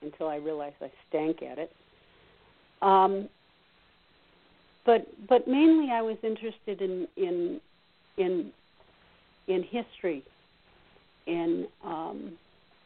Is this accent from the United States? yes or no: yes; outside of Boston, Massachusetts, United States; I grew up outside of Boston, and being from outside of Boston, a little north of Boston